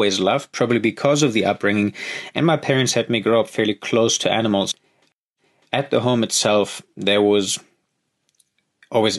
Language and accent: English; Lake Constance, Baden-Württemberg, Germany; moved away as an adult; now in Kalahari, Africa; I grew up in Germany. Sorry, boring. But I think even for German standards, my life was not exactly standard. I was raised on a small sort of countryside village just on the edge of a massive lake, Lake Constance in southern Germany.